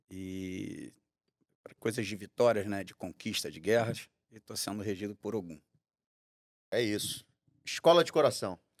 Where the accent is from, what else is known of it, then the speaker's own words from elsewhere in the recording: Rio de Janeiro, Brazil; Eu nasci em Campinho, maternidade de Campinho.